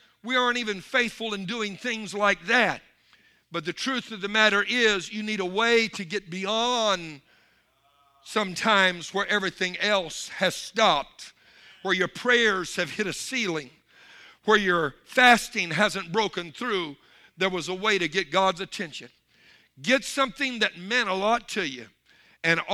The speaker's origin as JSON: {"language": "English", "region": "Louisiana", "country": "United States", "said": "I'm from Louisiana"}